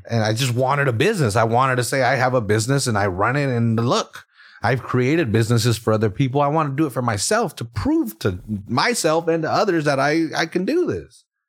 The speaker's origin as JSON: {"language": "English", "town": "Salinas", "region": "California", "country": "United States", "tie": "born or raised there", "said": "we were the young kids that were excluded from shit in, growing up in Salinas"}